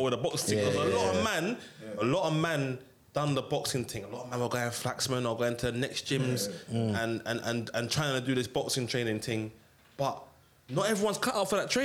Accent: London, United Kingdom; I'm from Brixton

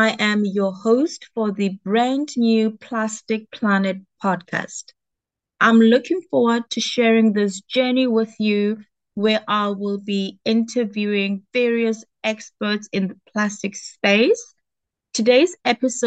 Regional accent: Johannesburg, Gauteng, South Africa; I am born and bred in South Africa, Johannesburg

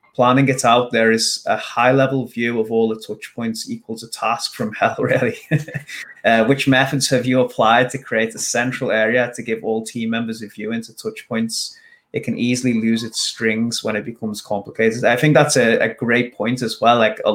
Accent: India; but main problem arises in getting cold clients, as I am from India.

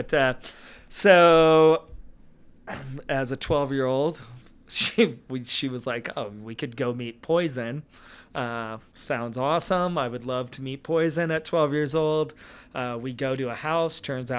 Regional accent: California, United States; So growing up, I grew up in the Valley, basically, in the 80s.

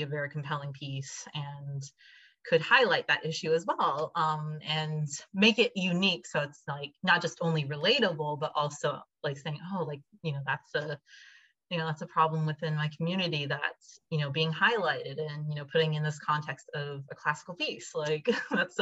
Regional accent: Washington–Baltimore area, United States; born or raised there; now in Hawaii, United States

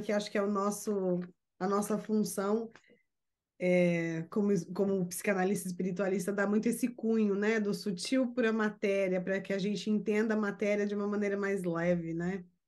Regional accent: Brazil; now in United States; sou brasileira e moro nos Estados Unidos

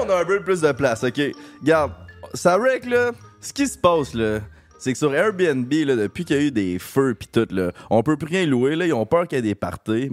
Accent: Quebec, Canada; on vient de Québec

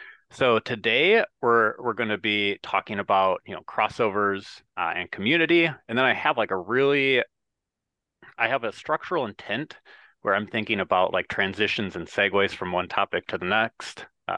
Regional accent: Midwest, United States; I'm a Midwesterner.

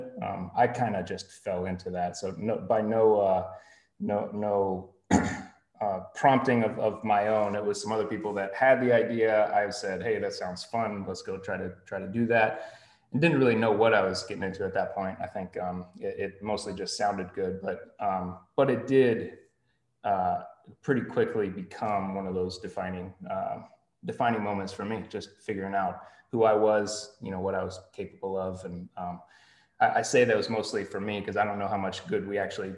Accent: Greenville, United States; moved away; Greenville specifically was, I was born and raised here

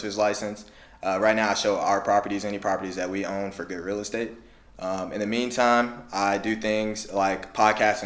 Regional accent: Champaign, Illinois, United States; I'm from Champaign, Urbana

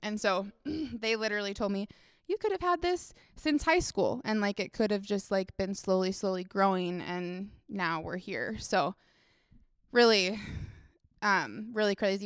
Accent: Duluth, Minnesota, United States; I grew up in Duluth

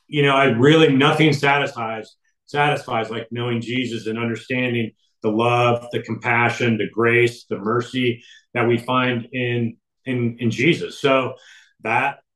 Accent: Iowa, United States; growing up in Iowa

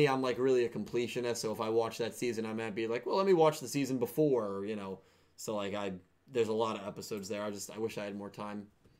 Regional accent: Australia; accent: Australian; that's after hearing my Australian accent.

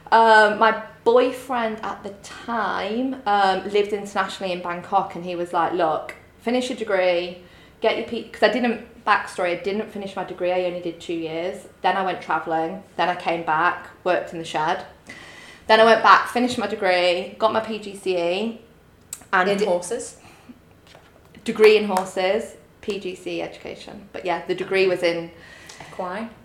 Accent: Grimsby, Yorkshire and the Humber, United Kingdom; moved away as an adult; I'm from Grimsby.

